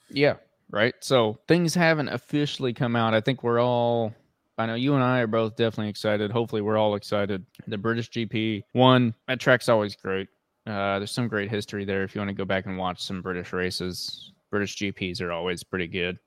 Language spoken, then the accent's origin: English; United States; we're American and we're over here in America